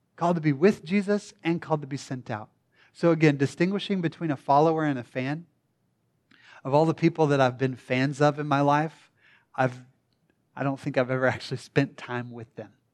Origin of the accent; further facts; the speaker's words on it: the Bible Belt, United States; I was born and raised in the Bible Belt